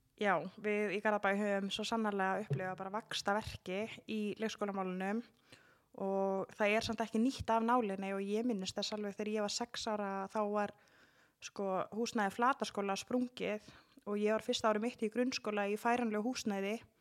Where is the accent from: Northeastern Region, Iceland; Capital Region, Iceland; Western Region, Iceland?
Capital Region, Iceland; Garðabær; moved away; ég er alveg upp í Garðabæði